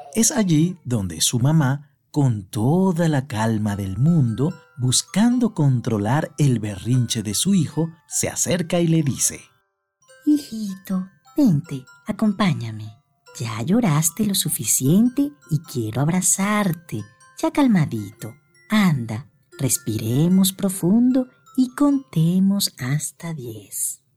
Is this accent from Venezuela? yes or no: yes; Venezuela; quienes nacimos en Venezuela